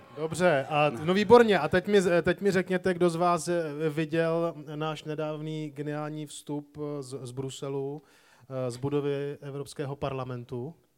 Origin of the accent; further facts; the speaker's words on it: Prague, Czechia; Já jsem vyrůstal tady v Praze